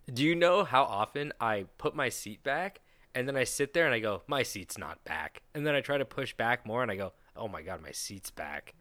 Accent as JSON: {"language": "English", "country": "United States", "said": "Americans are fat. We're all fat"}